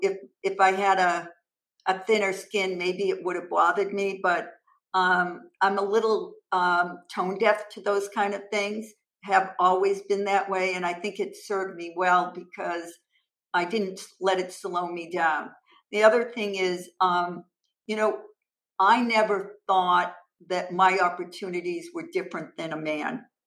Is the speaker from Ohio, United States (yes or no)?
no; Massachusetts, United States; originally I'm from Massachusetts and I currently reside in Massachusetts with my husband.